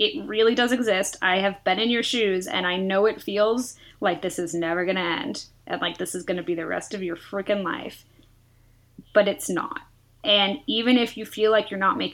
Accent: the Bay Area, California, United States; I'm from the Bay Area, very liberal, very open

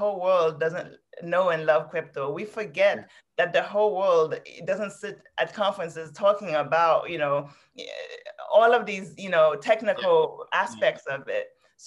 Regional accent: New York City, New York, United States; also born or lived in Haiti; I grew up in New York City, I grew up in Queens

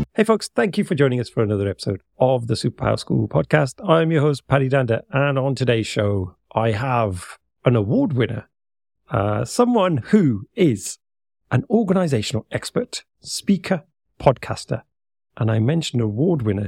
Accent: United Kingdom; I'm speaking to another Brit

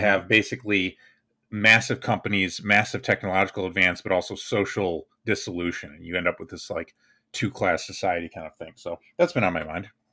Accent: United States; I'm American

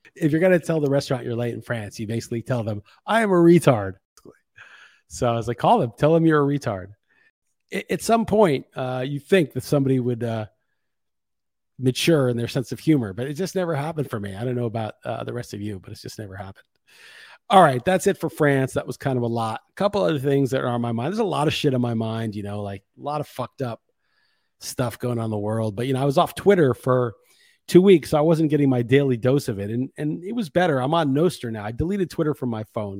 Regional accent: New York, United States; moved away as an adult; now in Lisbon, Portugal; when you're from the States and especially growing up in New York

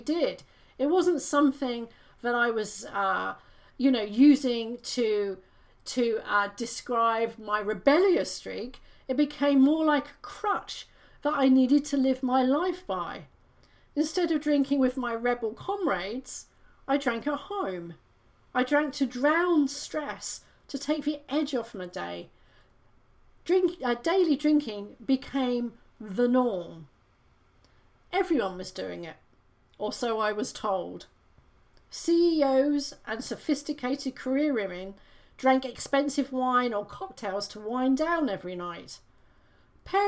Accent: United Kingdom; I'm British, I grew up with a monarchy

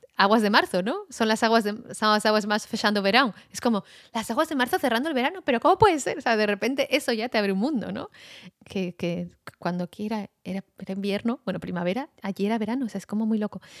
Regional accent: Basque Country, Spain; moved away; also born or lived in United States / France / Argentina; nací en el País Vasco

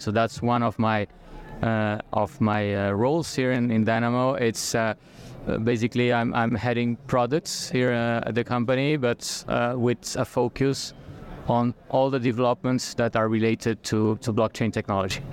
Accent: France; moved away as an adult; now in Brazil; I'm I'm French Brazilian. Okay, so I have both uh, nationalities. I, I did all my scholarships in in France.

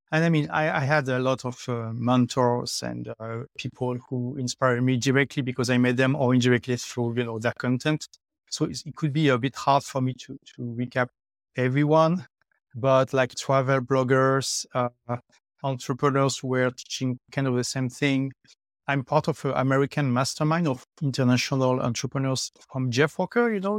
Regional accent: France; first language French; English is a second language; moved away as an adult; also born or lived in London; now in Dubai, United Arab Emirates; I left my home country, which is France, uh, eight years ago. Uh, I lived three years in London, and now I have been in Dubai for five years.

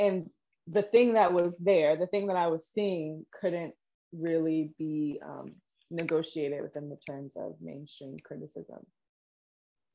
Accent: Hampton Roads, Virginia, United States; accent: American; moved away as an adult; also born or lived in New York City; I had spent the majority of the pandemic in my hometown in Hampton Roads, Virginia

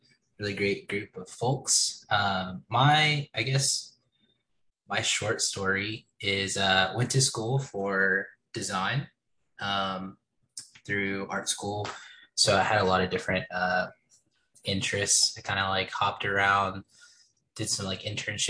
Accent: Dallas, Texas, United States; also born or lived in Kansas City; now in Austin, United States; I'm originally from the Dallas area.

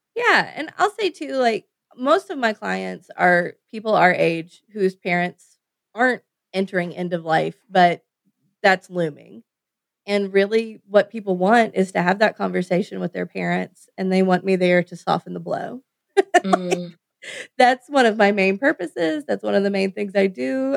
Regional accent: United States; as an American

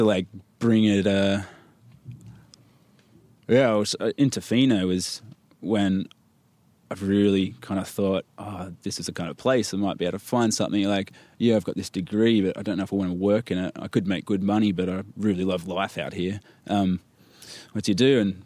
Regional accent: Newcastle, New South Wales, Australia; moved away; I'm from the East Coast, Newcastle, town called Newcastle

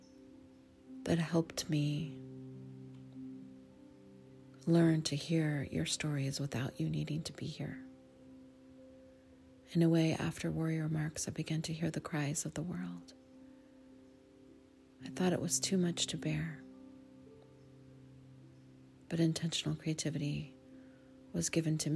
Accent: Sonoma, California, United States; my hometown, the town where I was raised, off and on my whole life

